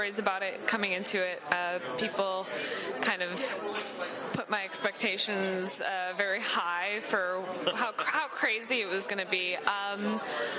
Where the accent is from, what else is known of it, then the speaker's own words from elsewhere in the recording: Wisconsin, United States; now in Chicago, United States; I grew up actually in Wisconsin and moved to Chicago